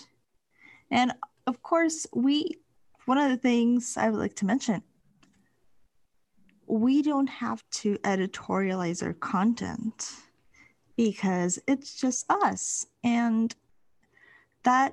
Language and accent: English; Puerto Rico; I'm from Puerto Rico.